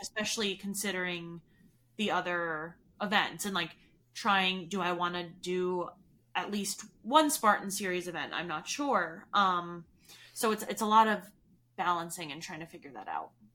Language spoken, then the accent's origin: English; New York, United States; moved away as an adult; now in Colorado, United States; I'm from New York